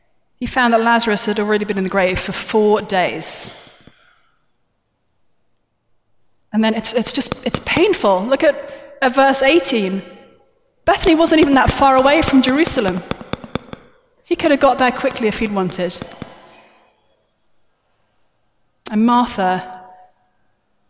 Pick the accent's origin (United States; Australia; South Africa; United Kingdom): United Kingdom; I'm British